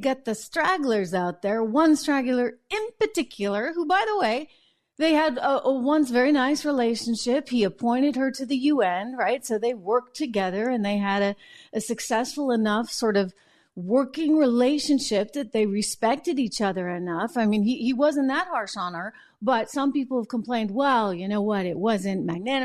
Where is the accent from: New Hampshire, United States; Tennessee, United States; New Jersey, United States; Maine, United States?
New Hampshire, United States; I'm from New Hampshire